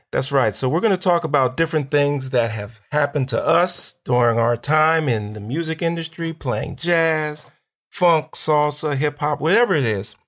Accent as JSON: {"language": "English", "town": "Pittsburgh", "region": "Pennsylvania", "country": "United States", "moved": "yes", "lives_now": "Chicago, United States", "said": "I'm originally from Pittsburgh, but we're here in Chicago"}